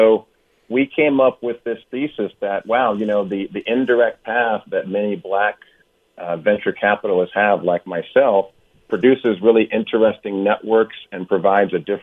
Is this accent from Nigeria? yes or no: no; Oakland, California, United States; also born or lived in Hampton, Virginia; I grew up in Oakland, California, went to a historically black college in Hampton, came back to go to Cal